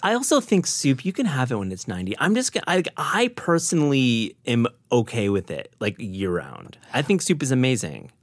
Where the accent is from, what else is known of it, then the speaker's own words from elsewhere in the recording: Midwest, United States; I grew up in the Midwest